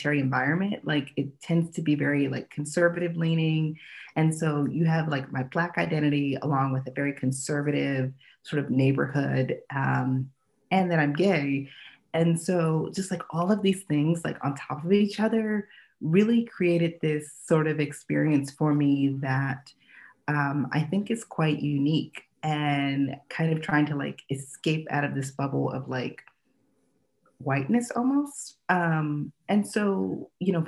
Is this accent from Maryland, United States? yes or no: yes; Annapolis, Maryland, United States; now in Southern California and Washington D.C., United States; I grew up actually right outside of Annapolis, Maryland, and it's a very, very, very white area